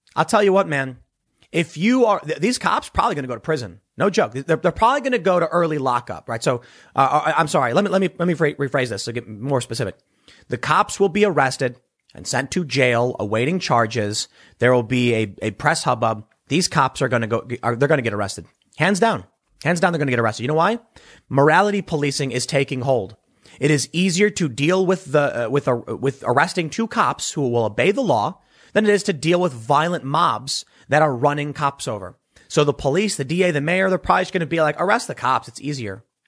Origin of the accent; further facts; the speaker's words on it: Chicago, Illinois, United States; I'm from Chicago